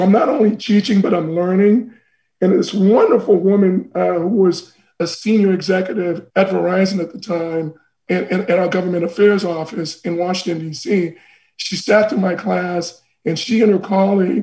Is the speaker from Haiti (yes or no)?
yes; Port-au-Prince, Ouest, Haiti; also born or lived in Boston, United States / Paris, France; now in United States; I'm from Haiti originally. I was born in a town called Port-au-Prince